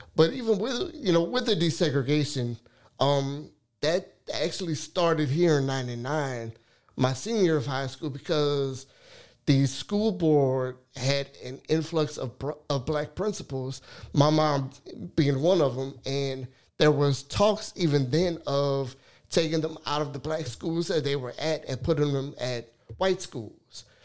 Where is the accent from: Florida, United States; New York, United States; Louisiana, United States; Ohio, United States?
Louisiana, United States; Lafayette; I am born and raised in Lafayette. Actually, grew up on the north side.